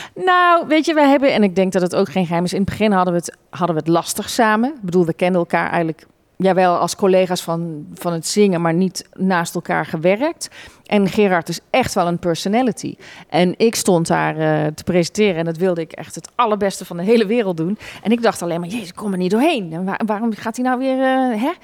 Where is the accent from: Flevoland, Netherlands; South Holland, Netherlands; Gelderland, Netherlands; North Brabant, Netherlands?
North Brabant, Netherlands; Roosendaal; accent: zachte G; zachte G horen ze het nog, dat ik uit Brabant kom